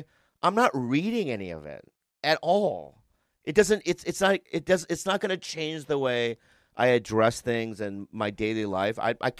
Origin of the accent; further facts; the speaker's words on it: San Diego, California, United States; When I grew up in San Diego, I never befriended any Asians.